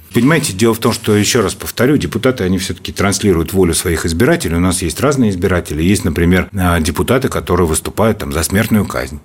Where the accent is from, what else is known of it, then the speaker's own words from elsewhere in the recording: Moscow, Russia; Я родился и вырос в Москве. Я коренной москвич.